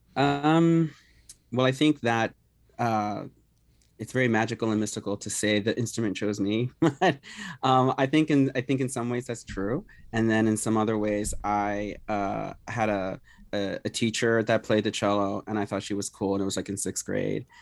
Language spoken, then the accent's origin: English; Philadelphia, Pennsylvania, United States; I grew up here in Philadelphia, born and raised